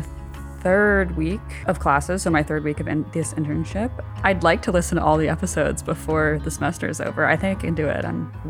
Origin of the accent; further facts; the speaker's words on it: New York City, New York, United States; my hometown, Brooklyn, New York.